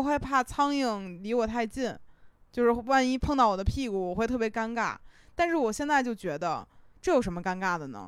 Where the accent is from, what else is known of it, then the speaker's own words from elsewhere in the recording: Beijing, China; 就是北京，我是在就是东城长大的